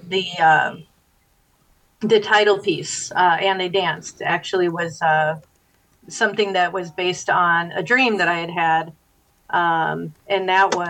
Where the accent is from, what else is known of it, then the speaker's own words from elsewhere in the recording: Dyer, Indiana, United States; also born or lived in Bloomington, Indiana; I grew up in Dyer, and as I like to say, I moved all the way to Schererville